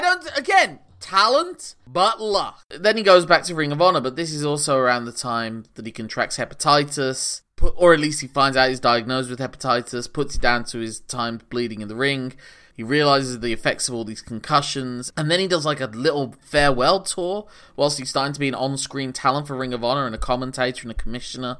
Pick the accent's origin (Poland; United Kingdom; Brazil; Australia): United Kingdom; England; as an Englishman